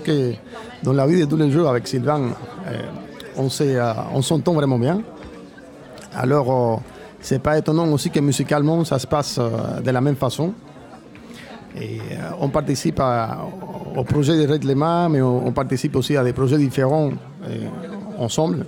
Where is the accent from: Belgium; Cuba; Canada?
Cuba; moved away as an adult; now in France; Je suis parti de Cuba il y, a, 14 ans